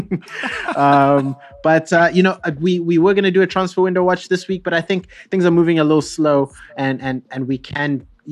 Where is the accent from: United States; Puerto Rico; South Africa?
South Africa; as a South African